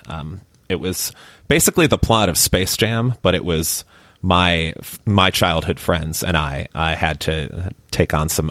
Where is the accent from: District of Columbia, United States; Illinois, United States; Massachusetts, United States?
Illinois, United States; Chicago; also born or lived in Miami; now in Austin, United States; I grew up in Chicago